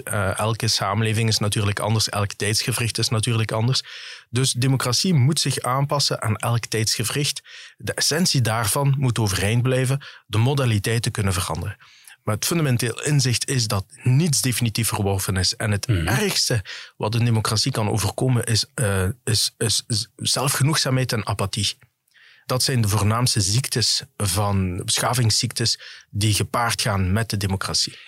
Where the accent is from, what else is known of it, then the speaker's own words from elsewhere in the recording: Genk, Flanders, Belgium; accent: Limburg; de mensen zullen wel horen aan mijn accent dat ik van Limburg kom